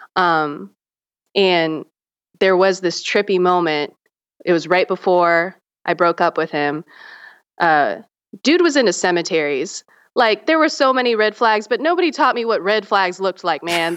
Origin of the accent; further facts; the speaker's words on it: Charleston, South Carolina, United States; also born or lived in Myrtle Beach, South Carolina; I grew up in the South. I grew up in Charleston, South Carolina, and Myrtle Beach, South Carolina.